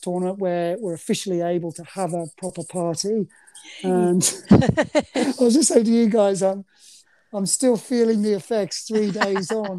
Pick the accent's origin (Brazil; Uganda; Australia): Australia; moved away as an adult; now in United Kingdom; I'm nearly more English than I am Aussie